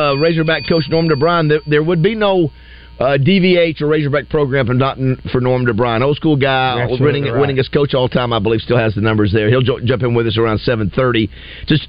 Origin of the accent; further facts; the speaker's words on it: Panama City, Florida, United States; moved away; my hometown, Panama City